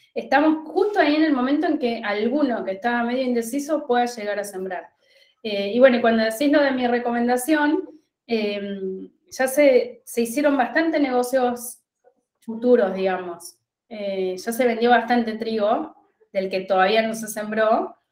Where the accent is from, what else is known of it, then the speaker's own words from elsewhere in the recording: La Pampa, Argentina; moved away as an adult; also born or lived in Buenos Aires; Yo soy de La Pampa. Yo estudié en La Pampa y recibida me fui a Buenos Aires